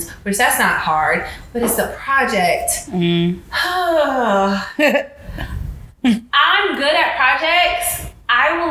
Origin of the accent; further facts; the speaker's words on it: Beaumont, Texas, United States; moved away; also born or lived in Houston, Texas; I moved home to Beaumont from Houston